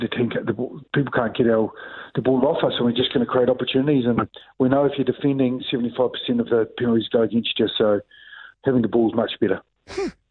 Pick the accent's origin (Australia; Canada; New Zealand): New Zealand; I'm a New Zealander